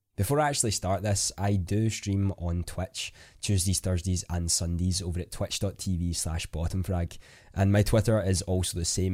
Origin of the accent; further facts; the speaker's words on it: Scotland, United Kingdom; I am a Scottish content creator